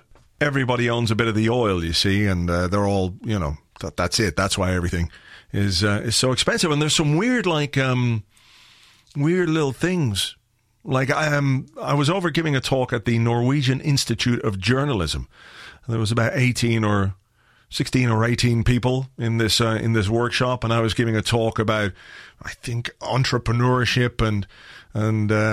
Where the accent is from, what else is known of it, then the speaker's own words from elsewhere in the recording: Ireland; I'm from Ireland